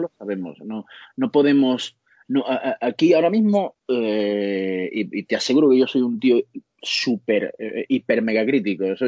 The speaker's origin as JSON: {"language": "Spanish", "region": "Andalusia", "country": "Spain", "said": "somos andaluces"}